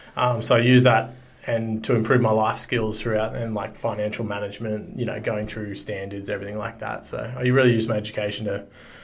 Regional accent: Sunshine Coast, Queensland, Australia; moved away as an adult; also born or lived in Roma, Queensland (family origin); now in Gold Coast, Australia; My family's originally from Roma, which is the Mandandanji people. I grew up on the Sunshine Coast, did a little bit of work out west, and then I've moved to the Gold Coast about 4 or 5 years ago.

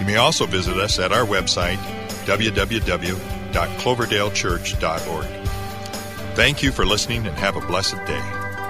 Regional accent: Vancouver, Washington, United States; I'm from Vancouver, Washington.

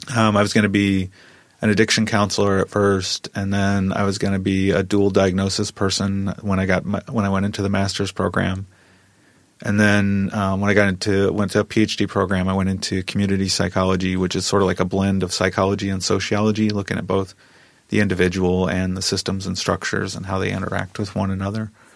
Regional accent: Midwest, United States; when I grew up, I grew up in the Midwest, and so it really wasn't about skin color so much in the Midwest in a small town

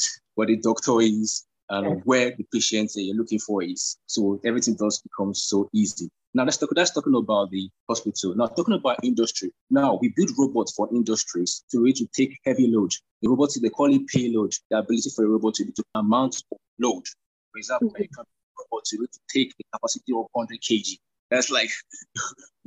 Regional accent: Nigeria; I'm a Nigerian

